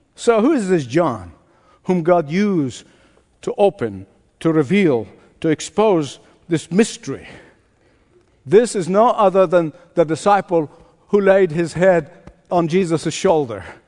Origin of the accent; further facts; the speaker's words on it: Egypt; moved away; my home country, to Egypt